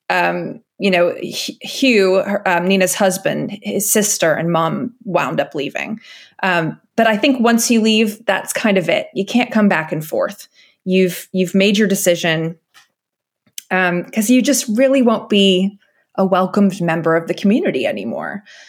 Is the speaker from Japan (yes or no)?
no; United States; moved away as an adult; now in United Kingdom; even as an American moving to Britain